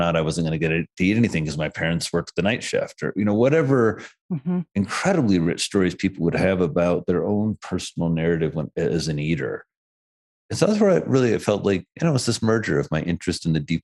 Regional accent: rural Indiana, United States; moved away as an adult; now in New York, United States; I was born and raised in Indiana

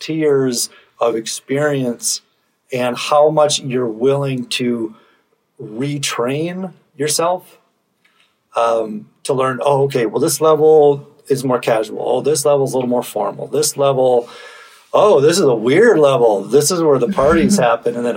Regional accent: Minnesota, United States; I'm from Minnesota.

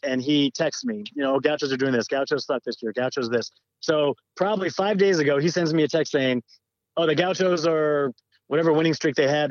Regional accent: Southern California, United States; I grew up in Southern California

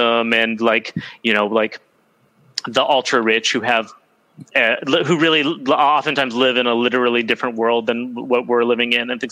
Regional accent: United States; moved away; I grew up in the United States

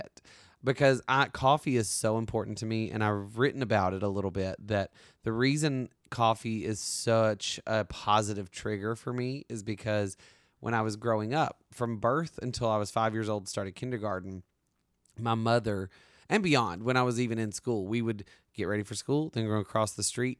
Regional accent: the South, United States; I'm from the South.

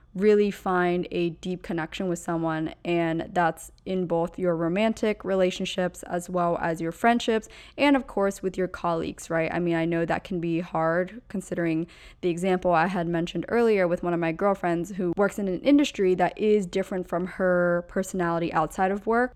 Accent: Pennsylvania, United States; moved away; where I grew up in Pennsylvania is just so utterly different than where I live now

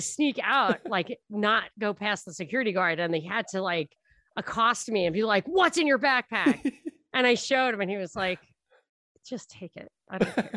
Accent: New York City, New York, United States; moved away; as a New Yorker, I should have left the door open. That's how we do it in New York

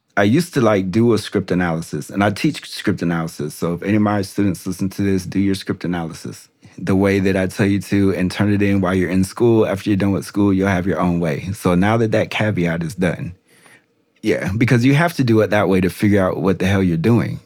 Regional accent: Des Moines, Iowa, United States; now in North Carolina, United States; I went to my hometown

